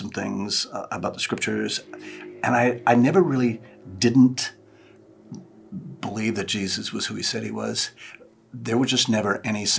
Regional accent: Victoria, British Columbia, Canada; moved away as an adult; also born or lived in North Vancouver, Canada / Arlington, Texas; now in Wichita, United States; No, I'm not from around here. I'm originally from British Columbia. I was born and raised in Victoria and the gorgeous section of Canada.

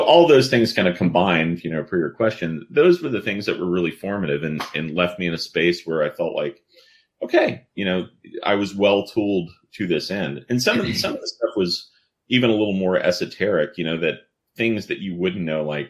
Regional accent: New Orleans, Louisiana, United States; I grew up in New Orleans

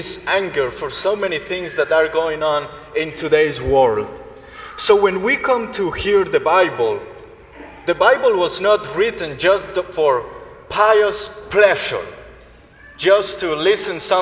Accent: Colombia; moved away; Colombia, my home country

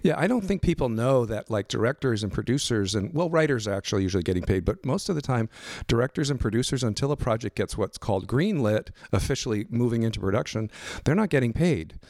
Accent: Los Angeles, California, United States; I grew up out in Northridge, out in the valley, and went to Cal State Northridge.

